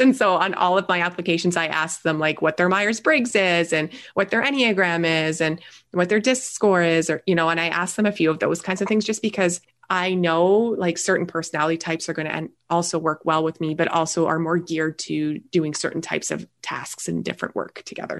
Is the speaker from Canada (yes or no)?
yes; Canada; also born or lived in Niagara Falls, Ontario; I am a Canadian. I live in Niagara Falls, so just north of the New York border here.